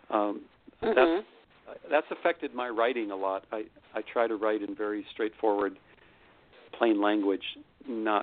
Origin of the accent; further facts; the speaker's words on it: United States; I'm an American citizen, so I've lived my entire life in the most powerful country in the history of the world